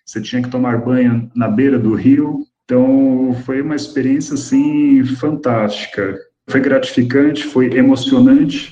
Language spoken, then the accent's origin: Portuguese; Brazil; fui criado pelos meus avós aqui no Brasil